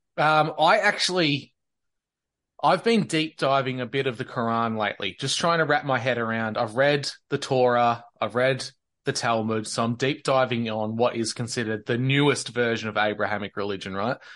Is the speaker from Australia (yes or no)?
yes; Victoria, Australia; born or raised there